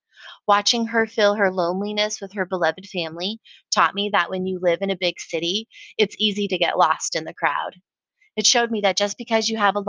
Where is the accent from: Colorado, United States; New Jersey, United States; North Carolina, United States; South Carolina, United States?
Colorado, United States; Colorado Springs; moved away as an adult; also born or lived in San Francisco, California / Vallejo, California; now in Austin, United States; I was shipped off to live in Colorado Springs. I would live with my biological mother's mother.